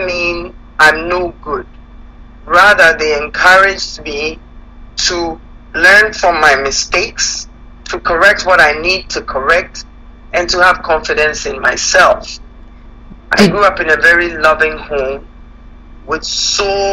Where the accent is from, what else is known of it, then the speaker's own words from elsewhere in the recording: Ghana; moved away as an adult; now in Canada; I'm born and raised in Ghana. Been in Canada now for about 30 years.